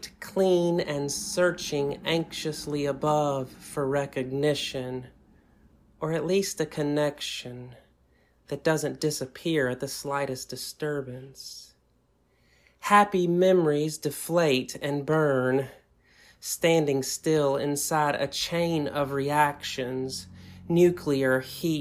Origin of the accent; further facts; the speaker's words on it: Southern United States, United States; accent: Southern; now in Tacoma, United States; my Southern accent